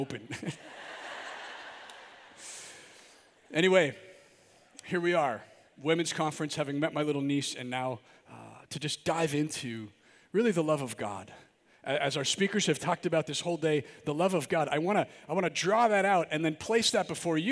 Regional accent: Milwaukee, Wisconsin, United States; I'm from the Archdiocese of Milwaukee

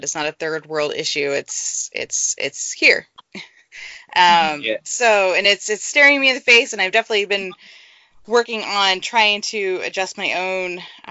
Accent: Texas, United States; I'm from Texas, and I grew up going to the Texas Gulf Coast a lot

